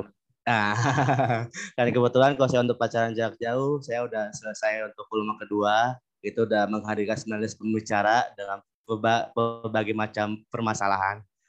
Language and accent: Indonesian; Bekasi, West Java, Indonesia; Untuk sekarang saya bekerja di tempat asal saya di Kota Bekasi.